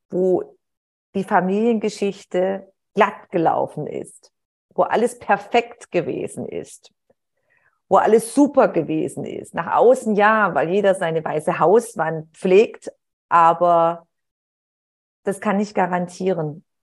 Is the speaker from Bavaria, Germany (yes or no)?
no; Heilbronn, Baden-Württemberg, Germany; Und nachher hat man sie in der Kleinstadt, wo ich aufgewachsen bin, in Heilbronn, hat, ist man sich dann über den Weg gelaufen